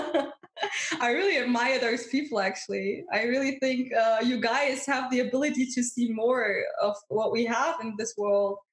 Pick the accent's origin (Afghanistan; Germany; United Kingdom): Germany; I'm from Germany